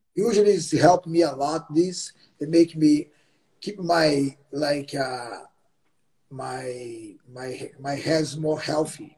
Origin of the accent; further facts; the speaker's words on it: Belém, Pará, Brazil; English is a second language; moved away as an adult; now in Los Angeles, United States; my hometown Belém.